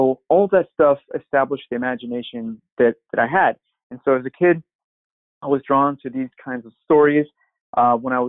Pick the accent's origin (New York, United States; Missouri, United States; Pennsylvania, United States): Missouri, United States; St. Louis; now in California, United States; I come from St. Louis, Missouri, and my background is similar to Joe's, where I grew up watching these cartoons.